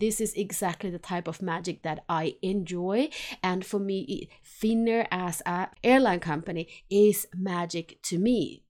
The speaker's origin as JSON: {"language": "English", "town": "Helsinki", "region": "Uusimaa", "country": "Finland", "tie": "born or raised there", "moved": "as an adult", "lives_now": "Sweden", "said": "since I was born in Helsinki, Finland, and I lived there about twenty years, and then I've been here in Sweden now for over twenty years."}